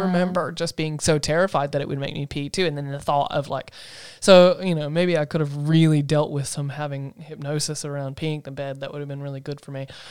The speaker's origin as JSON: {"language": "English", "town": "Asheville", "region": "North Carolina", "country": "United States", "tie": "born or raised there", "moved": "yes", "said": "I come from North Carolina in a town called Asheville."}